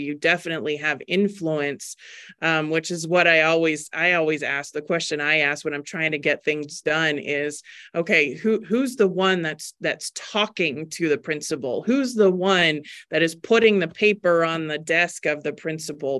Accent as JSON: {"language": "English", "region": "Maryland", "country": "United States", "tie": "born or raised there", "also_born_or_lived": "Virginia / Baltimore", "moved": "as an adult", "lives_now": "Arizona, United States", "said": "born and raised in Maryland, I, um, lived there until I was in my twenties"}